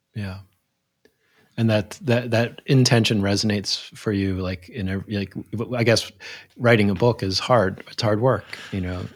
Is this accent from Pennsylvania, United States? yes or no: yes; Philadelphia, Pennsylvania, United States; I grew up in Philadelphia